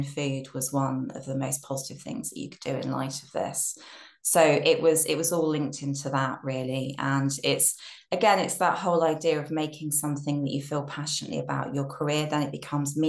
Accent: Brighton, South East England, United Kingdom; moved away; I'm from Brighton originally

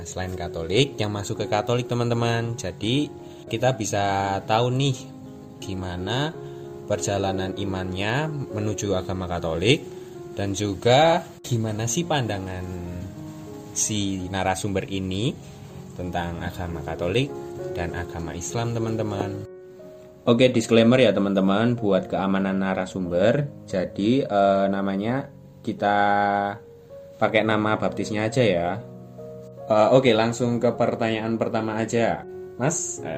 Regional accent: Purworejo, Central Java, Indonesia; Aku juga asal Purworejo sih.

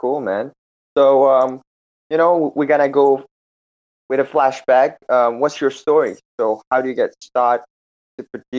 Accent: Jakarta, Indonesia; I'm from Jakarta.

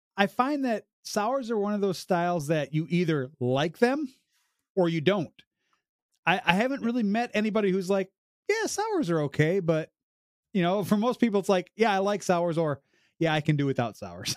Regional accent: Illinois, United States; now in Ontario, Canada; I'm originally from Illinois, I moved here

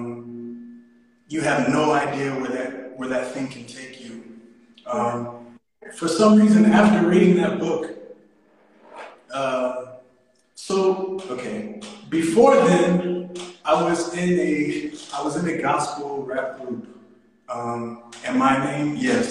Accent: Nashville, Tennessee, United States; now in South Africa; I was born in Tennessee, Nashville, Tennessee, but I've been in SA for about, since 2004, so quite some time.

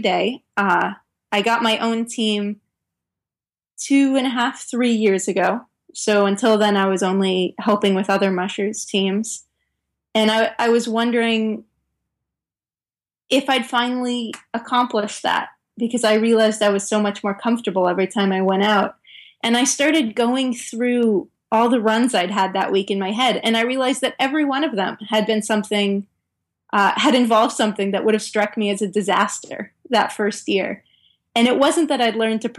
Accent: Northern California, United States; moved away as an adult; also born or lived in Norway; I grew up in Northern California.

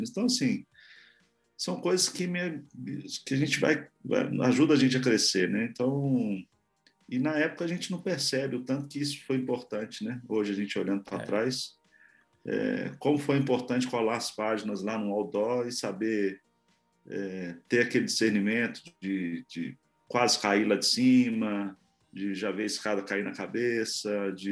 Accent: Santos, São Paulo, Brazil; born there; nasci em Santos, morei um tempo em São Paulo

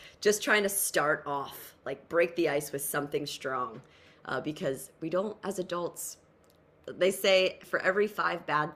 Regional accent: New Jersey, United States; I'm from Jersey

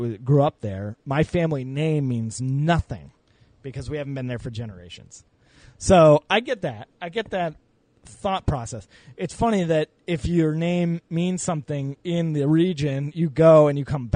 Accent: Maine, United States; moved away as an adult; I lived in Maine from the time I was in fifth grade to the time I was out of high school

